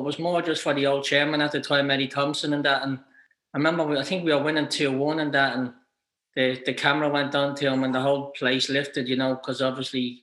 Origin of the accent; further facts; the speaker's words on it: Ireland; you're an Irish kid